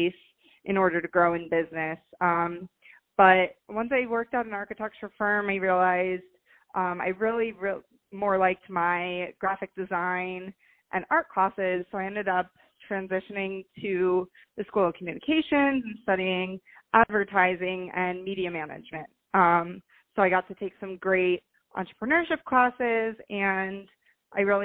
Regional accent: Fort Lauderdale, Florida, United States; also born or lived in Miami; I'm born and raised in Fort Lauderdale

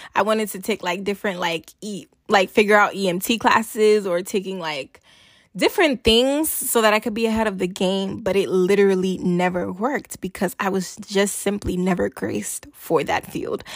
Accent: Nigeria; I'm Nigerian

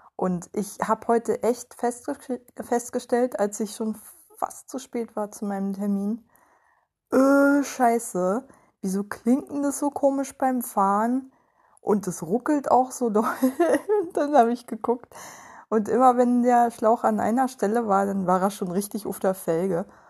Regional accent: Germany; als Deutsche

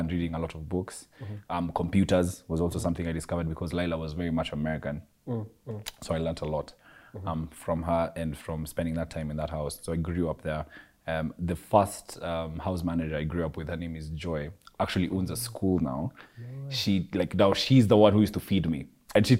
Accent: Nairobi, Kenya; also born or lived in Eastlands (Umoja), Nairobi; growing up in South Sea

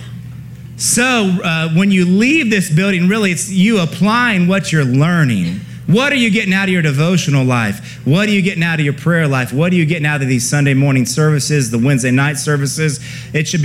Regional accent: Ohio, United States; I'm from Ohio

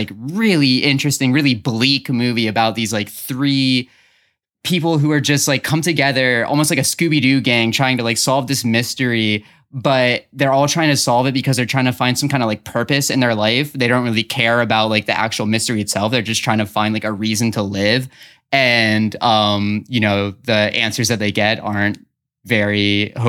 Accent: Dover, Delaware, United States; someone who spent most of my youth growing up in Dover, Delaware

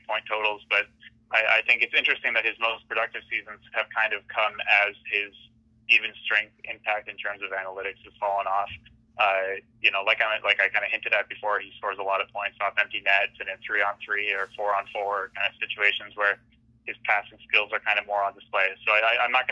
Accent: Halifax, Nova Scotia, Canada; moved away; I'm from Halifax. I will admit that I left Halifax

